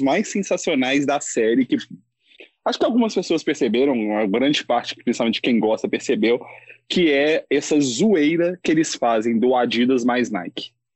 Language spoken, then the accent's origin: Portuguese; Belo Horizonte, Minas Gerais, Brazil; eu sou de Belo Horizonte